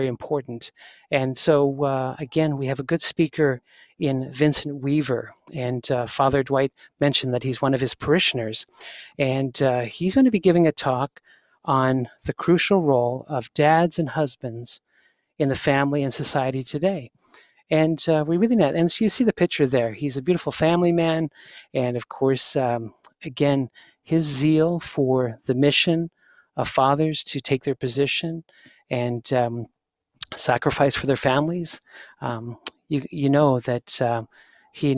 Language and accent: English; Canada; people think I got an accent. I'm just Canadian